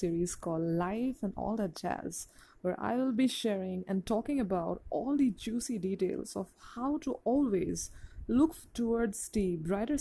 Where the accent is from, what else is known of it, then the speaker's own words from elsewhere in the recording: Assam, India; I'm from India's naughty state of Assam